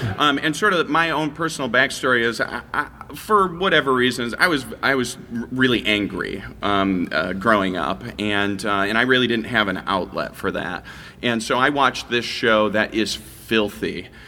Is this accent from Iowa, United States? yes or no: yes; Iowa, United States; I'm originally from Iowa, you know, the funniest state in the union.